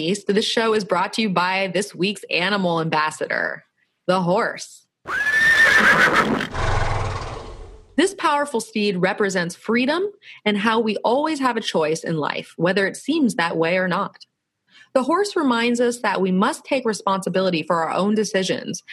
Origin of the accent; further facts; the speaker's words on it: Florida, United States; now in San Diego, United States; I'm from Florida, so we kind of have that East Coast, Southeast going on